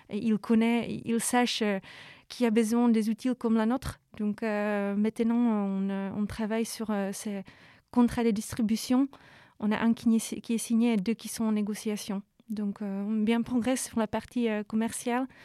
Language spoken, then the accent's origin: French; Czechia; French is a second language; moved away as an adult; also born or lived in Brussels, Belgium; now in Paris, France; République tchèque, mais je vis à l'étranger depuis 10 ans.